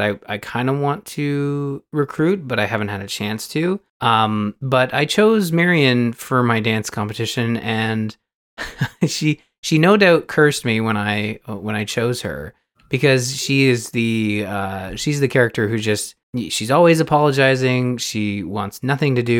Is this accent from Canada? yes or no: yes; Canada; I'm Canadian